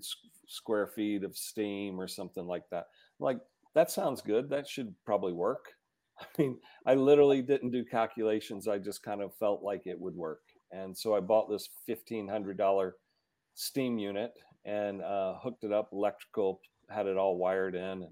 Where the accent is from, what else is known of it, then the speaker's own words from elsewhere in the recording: Georgia, United States; now in Colorado, United States; I'm from Georgia.